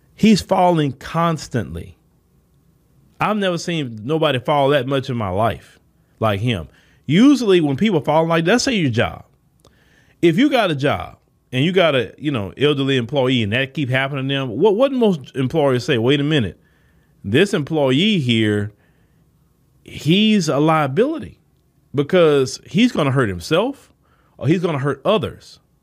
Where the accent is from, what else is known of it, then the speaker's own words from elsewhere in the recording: United States; we were born here.